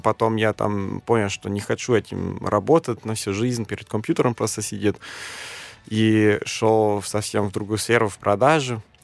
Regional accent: Germany; first language German; Russian is a second language; moved away as an adult; now in Moscow, Russia; я из Германии

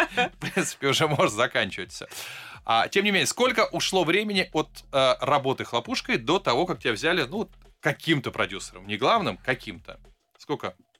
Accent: Saint Petersburg, Russia; Как человек, выросший а, в районе под названием Веселый поселок

